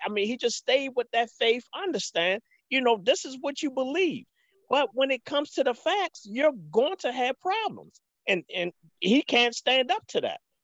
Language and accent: English; Baltimore, Maryland, United States; I'm from Baltimore, um, born and raised